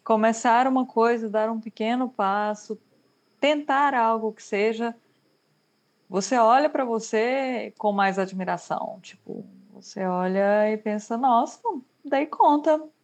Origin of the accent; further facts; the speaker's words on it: Brazil; moved away; eu sou brasileira